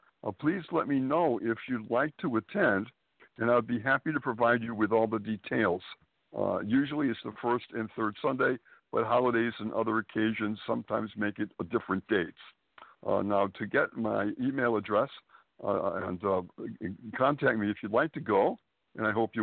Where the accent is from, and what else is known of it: Springfield, Massachusetts, United States; born or raised there; moved away as an adult; also born or lived in Boston, Massachusetts; now in Manhattan, United States